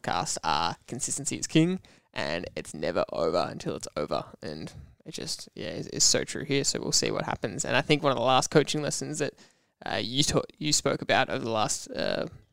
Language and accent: English; Australia; as an Aussie